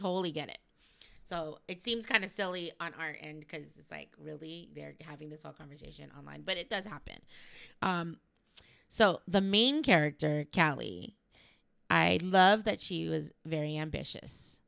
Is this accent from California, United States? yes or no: yes; Los Angeles, California, United States; I'm from L